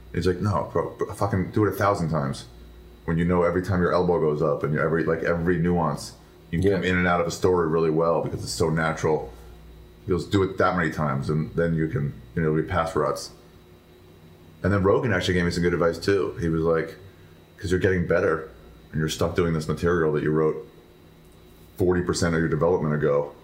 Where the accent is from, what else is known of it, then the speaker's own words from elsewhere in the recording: D.C. area, Maryland, United States; moved away as an adult; now in Los Angeles, United States; I'm from Maryland, D.C. area